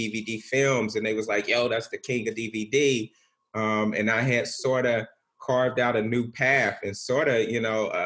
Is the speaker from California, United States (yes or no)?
yes; Bakersfield, California, United States; moved away as an adult; also born or lived in Los Angeles area; I'm born and raised in Bakersfield, and Bakersfield is an extension of the Bay, not LA.